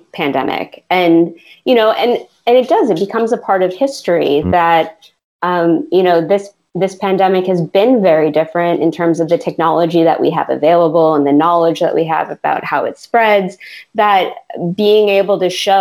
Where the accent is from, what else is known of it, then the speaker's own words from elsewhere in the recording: Pennsylvania, United States; now in Orlando, United States; I grew up in Pennsylvania, which is 16 hours north of where I live now in Orlando.